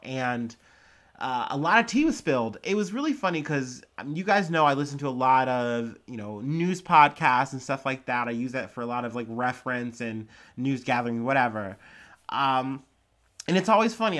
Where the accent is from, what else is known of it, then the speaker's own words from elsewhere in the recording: Ohio, United States; I'm from Ohio